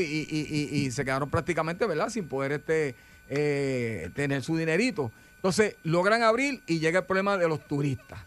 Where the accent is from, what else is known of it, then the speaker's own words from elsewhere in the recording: Puerto Rico; somos puertorriqueños